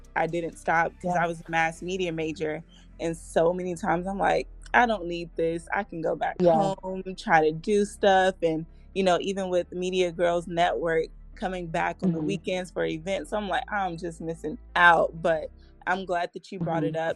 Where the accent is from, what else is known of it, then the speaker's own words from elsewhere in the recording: Columbus, Georgia, United States; moved away as an adult; also born or lived in Valdosta, Georgia; now in Atlanta, United States; I was born and raised in Columbus, Georgia, which is a small town